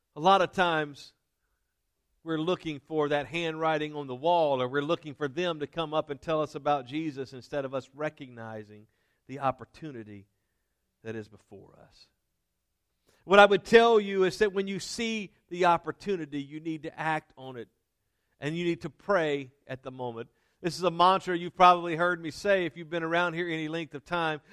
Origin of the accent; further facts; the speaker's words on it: Denham Springs, Louisiana, United States; this church where I was raised in Denham Springs, Louisiana